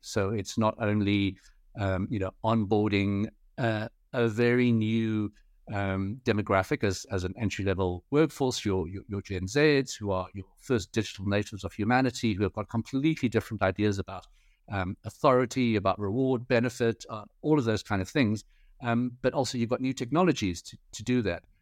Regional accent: South Africa; also born or lived in United Kingdom / Paris; I'm third generation Chinese South African. Um, so born and bred in South Africa

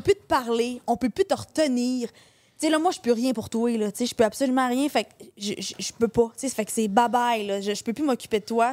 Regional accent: Saint-Félicien, Quebec, Canada; Moi, je suis native de Saint-Félicien. Fait on est au Saguenay. Moi, je suis native du lac Saint-Jean

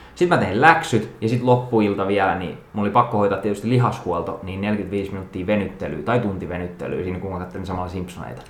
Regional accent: Jokioinen, Tavastia Proper, Finland; mä olin Jokioisilta kotoisin, eli pienempi paikkakunta, pieni kylä

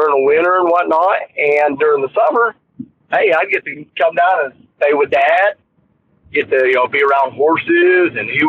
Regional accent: Wyoming, United States; born there; Well, I was born in Wyoming, okay?

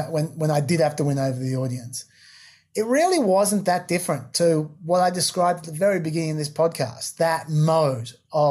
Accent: Australia; we're both Australian

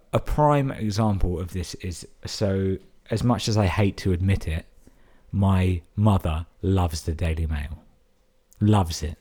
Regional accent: London, United Kingdom; moved away as an adult; now in Brighton, United Kingdom; I'm born and raised in London

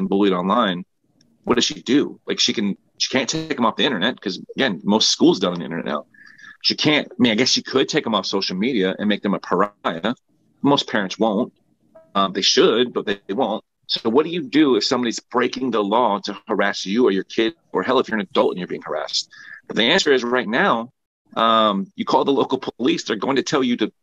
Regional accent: Philadelphia, Pennsylvania, United States; I grew up in Strawberry Mansions, Philadelphia

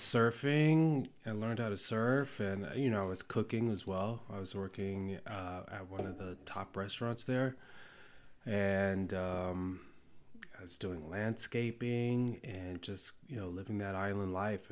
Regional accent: Ohio, United States; moved away; also born or lived in Cambodia / New York City, United States / Hawaii, United States; my mom moved to Ohio. Well, that's where she's from originally. And, um, and so that's where I, I grew up

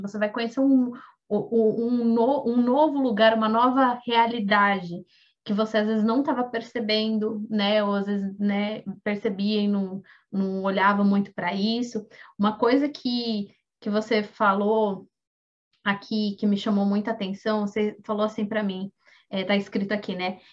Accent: Brazil; now in Japan; a gente é brasileira, eu e a Mana …

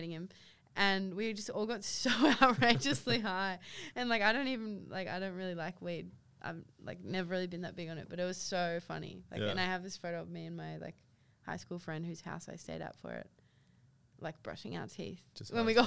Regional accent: Sydney, New South Wales, Australia; moved away as an adult; now in Melbourne, Australia; I grew up in Sydney and like I don't really have a strong connection there

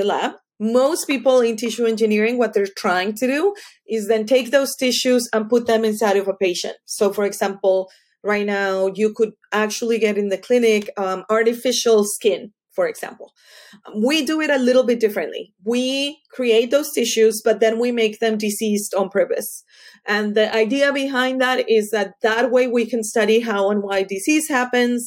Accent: Colombia; moved away as an adult; also born or lived in Texas; I left Colombia to go to school at the University of Texas

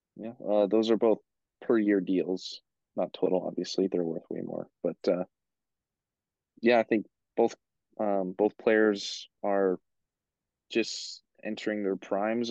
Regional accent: Beaumont, Alberta, Canada; went to school with us here in Beaumont

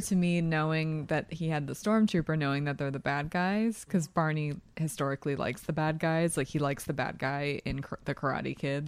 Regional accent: New Hope, Pennsylvania, United States; I am from New Hope, Pennsylvania.

